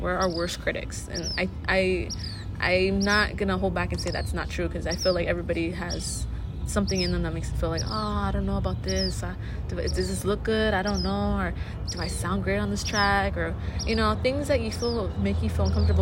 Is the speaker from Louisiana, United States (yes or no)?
no; San Bernardino, California, United States; growing up in San Bernardino